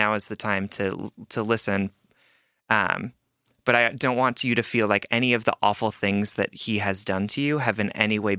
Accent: Hawaii, United States; I'm Asian. I'm from Hawaii. I'm bi, and I've been both monogamous and poly at different points in my life.

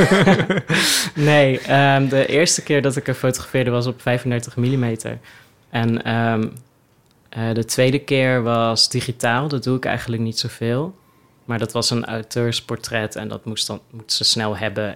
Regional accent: Oosterhout, North Brabant, Netherlands; moved away as an adult; also born or lived in Leeuwarden; Ik kom dus uit Oosterhout oorspronkelijk

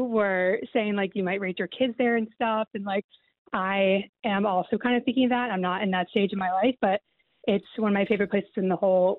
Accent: United States; moved away as an adult; also born or lived in London; I'm an American and I've lived in London for a long time too.

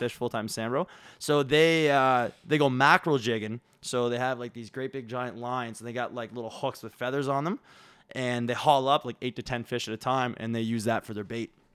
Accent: Williamswood, Nova Scotia, Canada; grew up in Williamswood, where Tanner grew up.

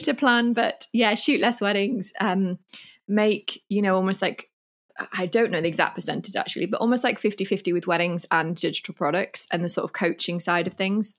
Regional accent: England, United Kingdom; moved away as an adult; now in Mallorca, Spain; I'm from England and I love England in a million ways

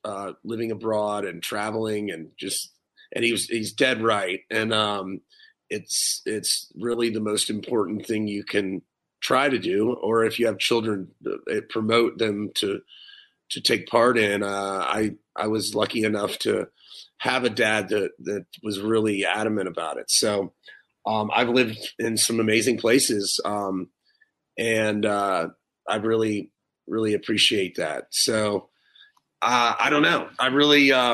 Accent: Hilton Head Island, South Carolina, United States; I grew up in Hilton Head Island and went to school there till the 10th, ninth, through the ninth grade.

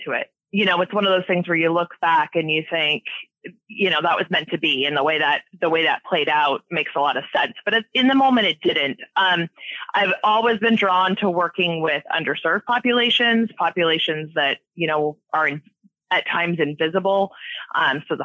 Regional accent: Washington, United States; I've been here my whole life

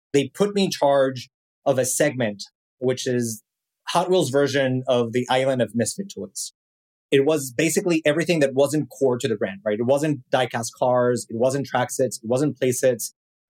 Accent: Mexico City, Mexico; as you can probably tell by my accent, I am not from here. I was born and raised in Mexico City and started my career in marketing

